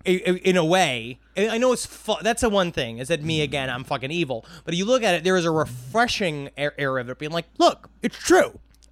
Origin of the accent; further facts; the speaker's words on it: Queens, New York, United States; I'm from Queens.